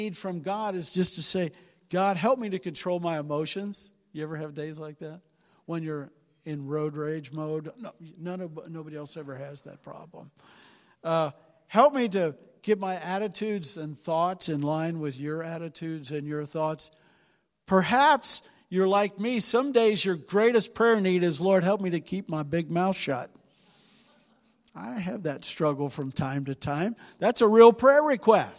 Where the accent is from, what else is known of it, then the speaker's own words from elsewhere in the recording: Cincinnati, Ohio, United States; now in Willard, United States; we're from Cincinnati. We're used to big city living